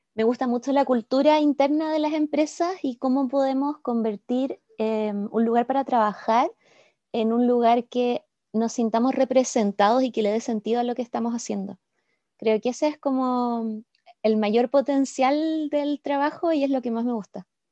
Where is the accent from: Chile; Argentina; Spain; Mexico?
Chile; Santiago, Santiago Metropolitan Region; moved away as an adult; now in Puerto Varas, Chile; soy chilena y he vivido siempre en este país, en Santiago hasta los 27 y desde entonces en Puerto Varas.